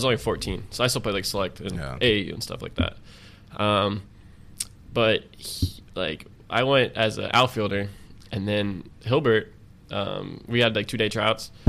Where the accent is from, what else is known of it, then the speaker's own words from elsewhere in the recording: Dunedin, Florida, United States; also born or lived in Tampa, Florida; now in Austin, United States; Dunedin, which is my hometown of Florida